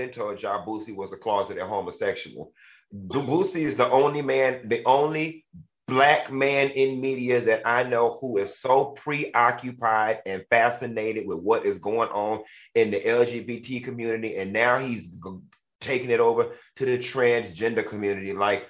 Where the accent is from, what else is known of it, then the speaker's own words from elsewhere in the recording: Miami, Florida, United States; I am from Miami, the capital of everybody is a drug dealer girlfriend, everybody is an athlete girlfriend.